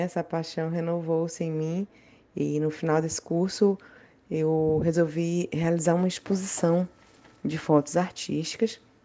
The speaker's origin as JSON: {"language": "Portuguese", "town": "Salvador", "region": "Bahia", "country": "Brazil", "said": "eu sou de Salvador"}